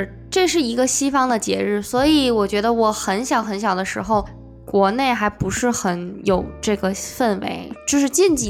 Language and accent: Chinese; China; moved away; 因为在国内，